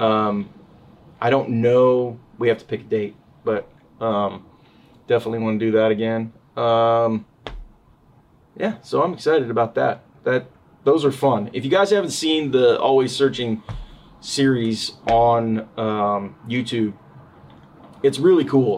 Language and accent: English; Northern California, United States; growing up in Northern California, a lot of the guys that we hung out with ended up becoming guides